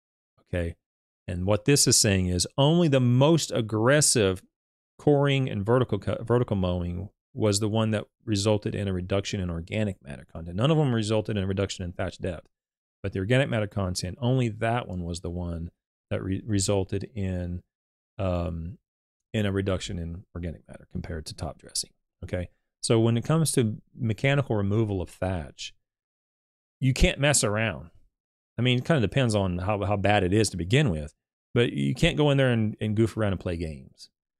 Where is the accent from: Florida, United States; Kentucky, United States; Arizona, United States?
Kentucky, United States; Louisville; I was unavailable for the stream because of me working. I'm from Louisville.